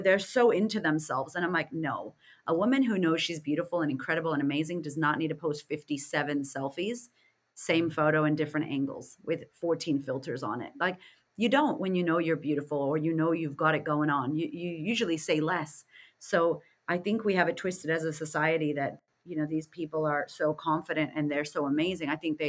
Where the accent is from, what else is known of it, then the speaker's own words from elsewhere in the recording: United States; I'm from America, so I don't resonate with the queen at all or any of that.